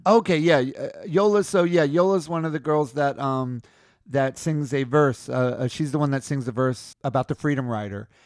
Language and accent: English; New York City, New York, United States; I'm from New York. I'm from Queens